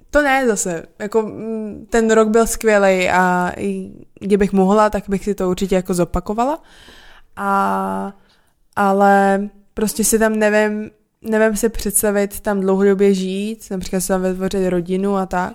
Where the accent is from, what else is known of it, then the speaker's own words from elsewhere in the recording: Czechia; also born or lived in Portland area, United States; Já jsem prostě z Česka